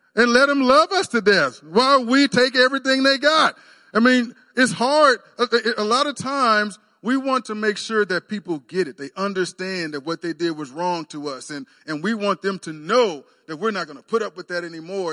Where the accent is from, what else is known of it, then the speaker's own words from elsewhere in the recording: Texas, United States; moved away as an adult; now in Oklahoma, United States; I grew up in Texas